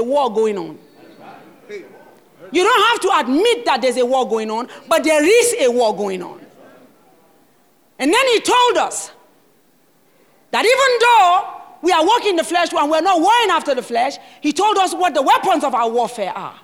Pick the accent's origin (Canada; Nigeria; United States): Nigeria; I am a Nigerian and I'm passionate about my country